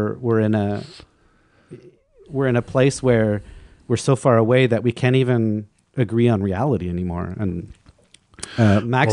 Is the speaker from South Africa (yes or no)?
no; Vancouver, British Columbia, Canada; now in Montreal, Canada; growing up in Vancouver